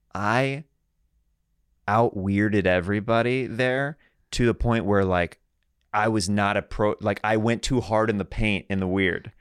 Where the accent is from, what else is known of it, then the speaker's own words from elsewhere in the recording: Kansas, United States; now in Los Angeles, United States; I'm from Kansas